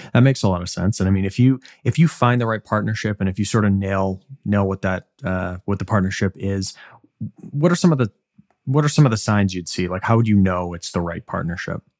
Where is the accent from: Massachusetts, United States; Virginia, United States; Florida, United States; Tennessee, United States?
Massachusetts, United States; Boston; I'm from Boston, and we are the most, I think, obnoxious baseball fans